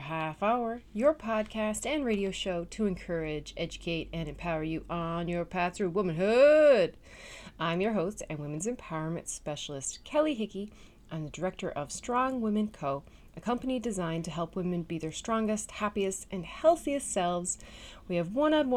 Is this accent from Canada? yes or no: yes; Newfoundland and Labrador, Canada; now in Netherlands; I'm a Newfoundlander and Canadian